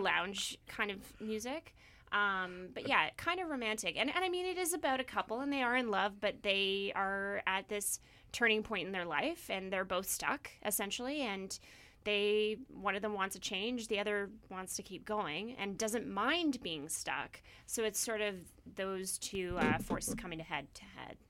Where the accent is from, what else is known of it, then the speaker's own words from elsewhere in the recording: Victoria, British Columbia, Canada; moved away as an adult; also born or lived in Toronto / Vancouver / Syracuse, New York; I actually grew up in Victoria, and I'm from the island